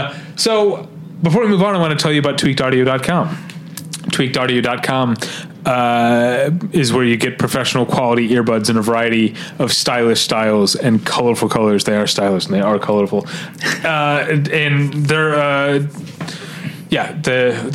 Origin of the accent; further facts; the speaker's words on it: Midwest, United States; I'm a Midwesterner